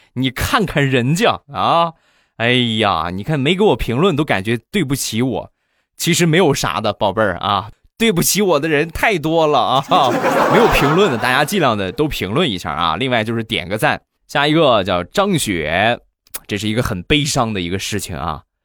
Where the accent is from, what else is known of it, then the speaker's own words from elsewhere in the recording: Rizhao, Shandong, China; 我们家乡的特产，日照绿茶